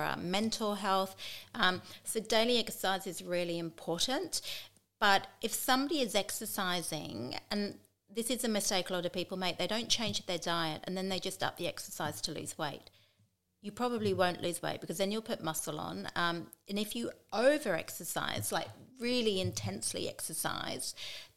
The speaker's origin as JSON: {"language": "English", "region": "England", "country": "United Kingdom", "moved": "yes", "said": "I'm English"}